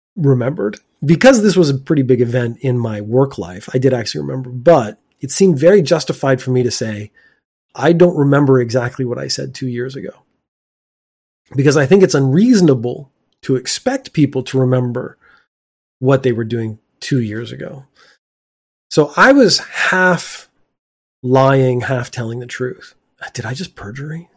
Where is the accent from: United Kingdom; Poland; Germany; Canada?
Canada; now in Japan; my home country of Canada